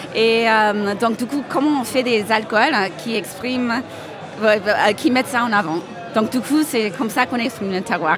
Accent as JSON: {"language": "French", "country": "United States", "moved": "yes", "lives_now": "Montpellier, France", "said": "Je suis, euh, américaine à la base"}